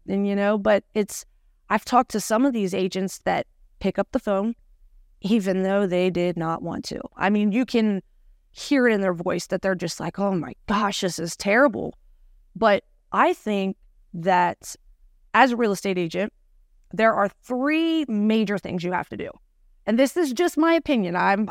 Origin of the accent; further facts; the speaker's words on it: Cincinnati, Ohio, United States; Born and raised. Oh. Born and raised, yes.